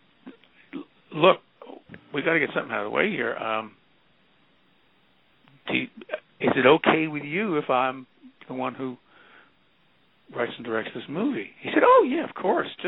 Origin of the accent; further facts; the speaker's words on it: New York, United States; I'm from New York